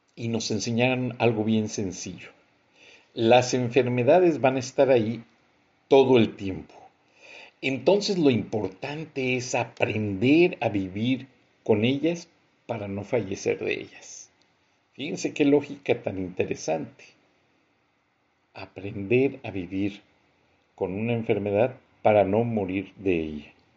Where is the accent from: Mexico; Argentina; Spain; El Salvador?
Mexico; nosotros como mexicanos